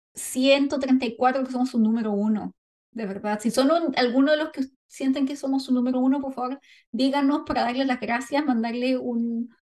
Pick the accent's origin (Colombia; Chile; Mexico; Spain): Chile; Valparaíso; Somos chilenas